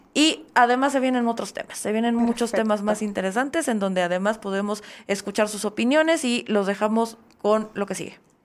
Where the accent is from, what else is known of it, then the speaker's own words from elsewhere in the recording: Oaxaca, Mexico; como oaxaqueño